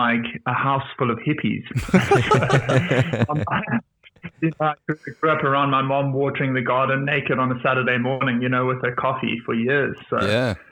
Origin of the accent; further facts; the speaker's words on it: Cape Town, Western Cape, South Africa; moved away as an adult; now in Europe; I'm from Cape Town originally